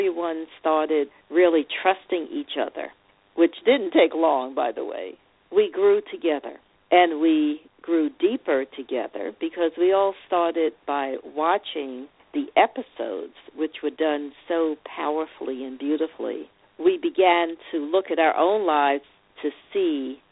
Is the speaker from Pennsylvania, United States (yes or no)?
no; New York City, New York, United States; also born or lived in Long Island; my journey started as a young girl growing up in New York City, or Brooklyn specifically, and Long Island.